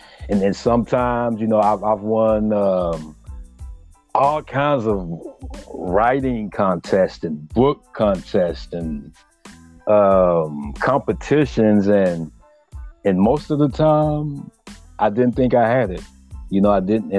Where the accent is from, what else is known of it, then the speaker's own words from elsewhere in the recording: Rosenberg, Texas, United States; I'm from Rosenberg, from a local.